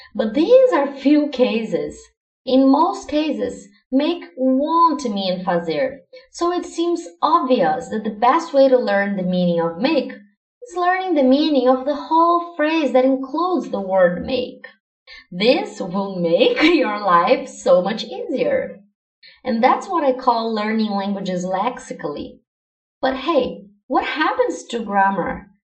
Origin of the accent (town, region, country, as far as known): Brazil; first language Portuguese; English is a second language